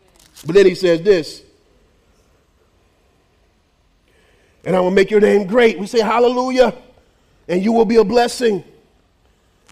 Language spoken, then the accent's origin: English; United States; we're very American